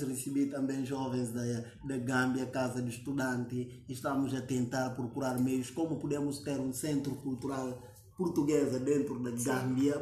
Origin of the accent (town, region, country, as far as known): Guinea-Bissau